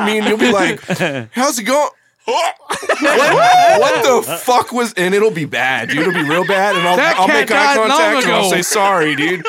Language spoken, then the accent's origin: English; Fallon, Nevada, United States; we're from Fallon